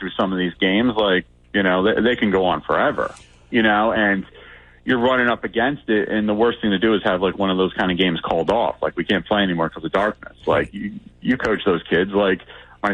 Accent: Shore Conference, Toms River South, New Jersey, United States; I grew up in the Shore Conference. Everyone, like anyone who knows me knows, I grew up Tondra South baseball guy

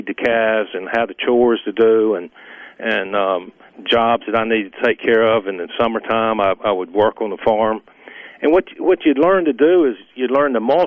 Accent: Brooksville, Mississippi, United States; I grew up just south of Columbus in Starkville, about 30 miles, and I'm a town of 700, and I grew up 7 miles outside town

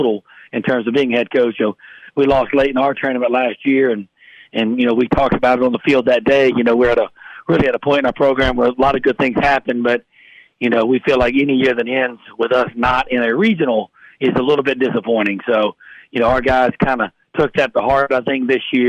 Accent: South Mississippi, United States; moved away; growing up in South Mississippi

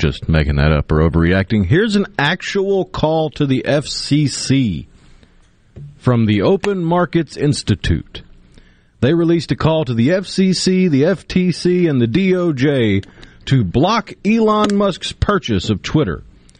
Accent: United Kingdom; Look, I'm a British philosophy major.

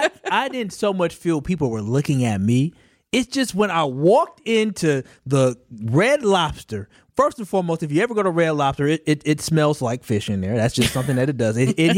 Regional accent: Milwaukee, Wisconsin, United States; I'm born and raised in Milwaukee, but I went to school in the North Shore.

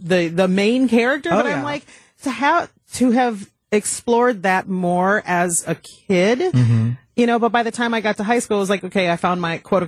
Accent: Minneapolis, Minnesota, United States; I grew up in Minneapolis

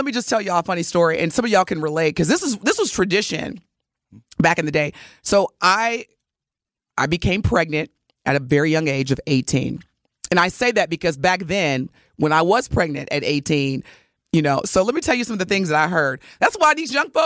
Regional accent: the South, United States; growing up in the Black Baptist Church in the South

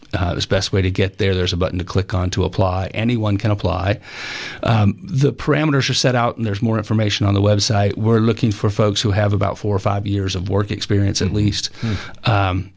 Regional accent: the South, United States; growing up in the South, and the history that I learned through high school and college

